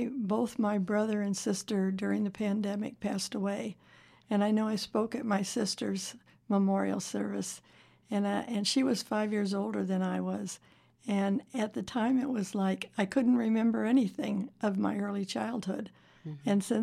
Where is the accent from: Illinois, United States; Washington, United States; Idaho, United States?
Illinois, United States; Zion; now in Las Vegas, United States; I grew up in Zion, Illinois